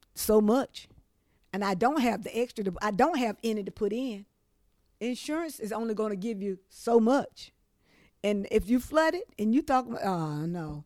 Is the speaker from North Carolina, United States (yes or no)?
yes; Trenton, North Carolina, United States; moved away as an adult; also born or lived in New Bern, North Carolina / New York City; Lived here in Trenton basically most of my life.